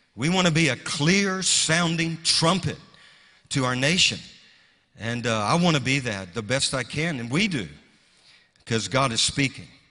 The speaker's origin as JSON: {"language": "English", "region": "the South", "country": "United States", "tie": "born or raised there", "said": "a little kid growing up in the South"}